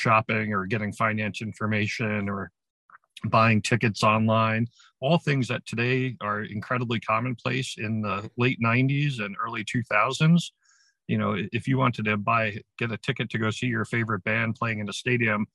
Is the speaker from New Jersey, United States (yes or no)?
yes; Ramsey, New Jersey, United States; I became a volunteer firefighter and first responder in my hometown of Ramsey, New Jersey in 1984 when I was in high school